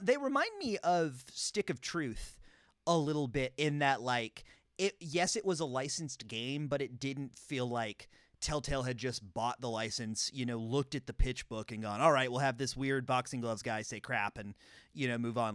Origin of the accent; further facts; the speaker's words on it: North Carolina, United States; growing up in North Carolina